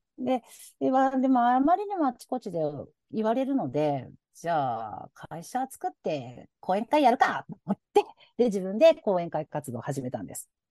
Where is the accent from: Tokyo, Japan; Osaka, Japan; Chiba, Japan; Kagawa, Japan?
Osaka, Japan; accent: Osaka dialect; 私、大阪の人なので、の大阪弁が出ますが